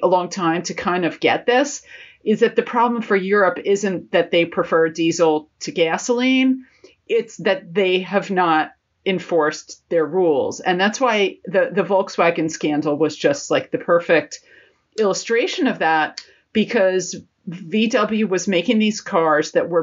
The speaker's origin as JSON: {"language": "English", "country": "United States", "moved": "yes", "lives_now": "London, United Kingdom", "said": "as an American"}